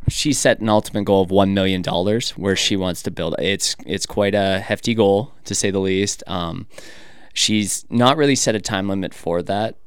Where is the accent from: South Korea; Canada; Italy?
Canada; moved away as an adult; now in United States; I'm Canadian. So back in my country